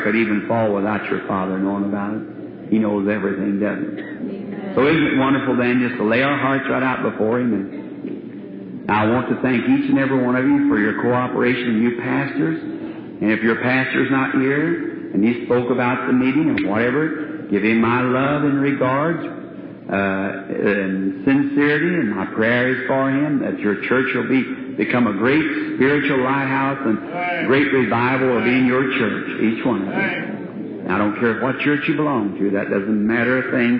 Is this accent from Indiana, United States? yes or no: yes; Jeffersonville, Indiana, United States; That's my hometown. Pardon me. That's where I was raised